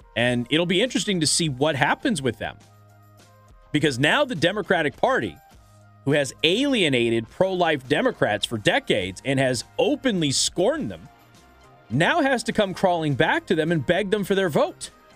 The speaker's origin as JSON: {"language": "English", "town": "Las Vegas", "region": "Nevada", "country": "United States", "tie": "born or raised there", "moved": "yes", "said": "my old hometown of Las Vegas"}